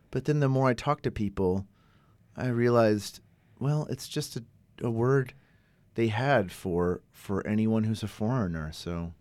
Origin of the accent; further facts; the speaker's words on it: the South, United States; now in Canada; you can't call me a Yankee 'cause I'm from the South